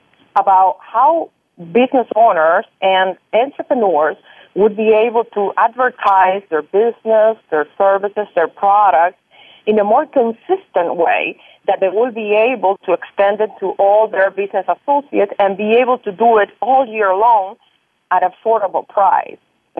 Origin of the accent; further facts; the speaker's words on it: Cuba; moved away; I came from Cuba about 20-some years ago with my parents, and when I got here, I started to get into my real estate